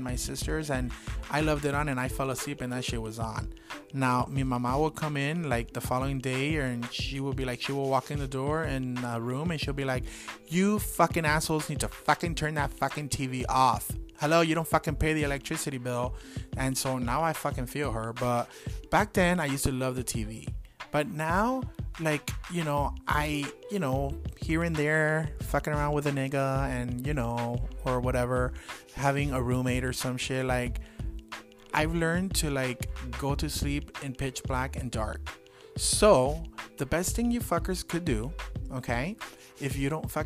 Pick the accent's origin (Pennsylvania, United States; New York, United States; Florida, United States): Florida, United States; Miami; I'm from Miami